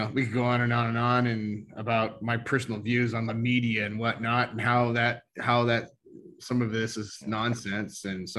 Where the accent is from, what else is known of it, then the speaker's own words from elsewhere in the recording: the Northwest, Pacific Northwest, United States; we're from the Northwest